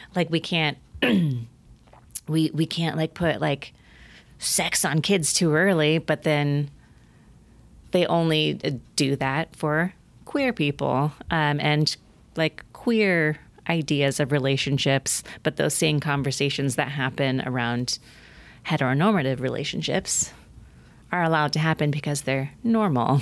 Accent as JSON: {"language": "English", "region": "Oregon", "country": "United States", "said": "my home state, Oregon"}